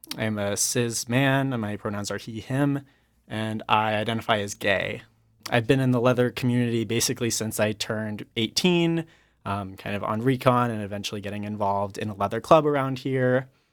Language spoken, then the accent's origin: English; Colorado, United States; I grew up in Colorado. I actually grew up in a rural town in the mountains.